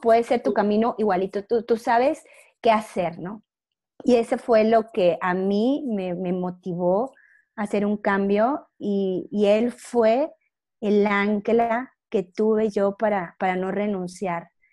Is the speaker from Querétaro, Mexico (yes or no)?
no; Monclova, Coahuila, Mexico; moved away as an adult; also born or lived in Monterrey, Mexico / Toluca, Mexico; yo soy de Monclova, Coahuila, y toda mi vida estuve ahí, hasta que yo salí de la carrera